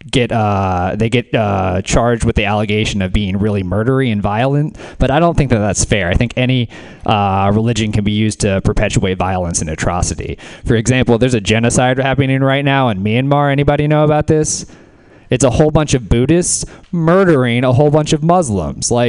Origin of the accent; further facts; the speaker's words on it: the South, United States; I don't know about the rest of y'all. I'm from the South.